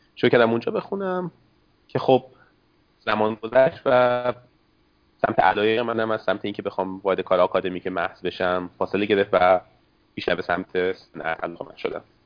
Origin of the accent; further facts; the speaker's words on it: Isfahan, Iran; accent: Isfahani; moved away as an adult; also born or lived in Canada; now in Seattle, United States; لهجم که نشون میده اصفهانی هستم